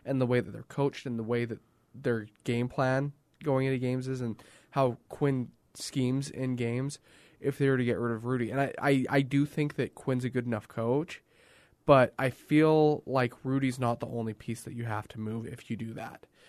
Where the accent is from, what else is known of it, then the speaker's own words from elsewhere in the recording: Canada; As a Canadian